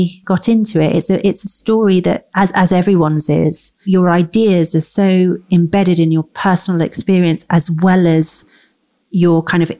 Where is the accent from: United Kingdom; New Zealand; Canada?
United Kingdom; London; I grew up in London